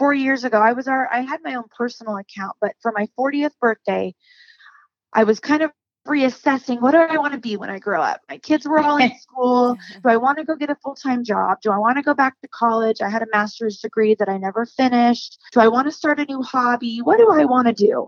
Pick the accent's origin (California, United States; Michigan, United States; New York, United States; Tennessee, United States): California, United States; also born or lived in Idaho; now in Utah, United States; I grew up in California